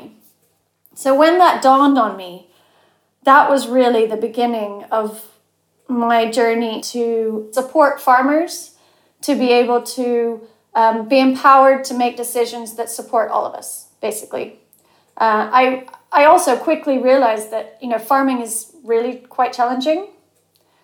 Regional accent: Cheshire, North West England, United Kingdom; moved away as an adult; also born or lived in Chile; I grew up in Cheshire

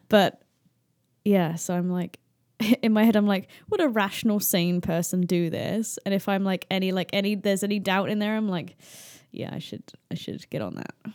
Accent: United Kingdom

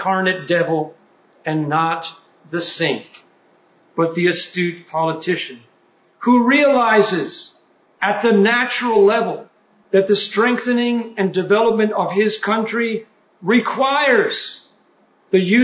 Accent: United States; us Americans

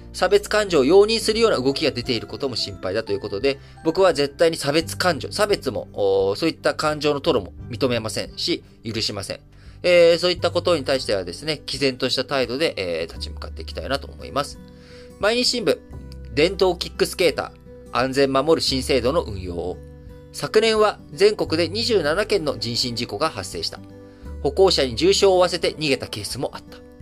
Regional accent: Japan; 我々日本人というのは

